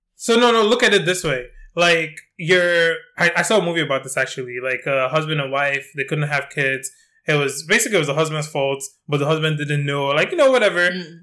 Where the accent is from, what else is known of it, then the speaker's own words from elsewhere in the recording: Nigeria; I'm Nigerian.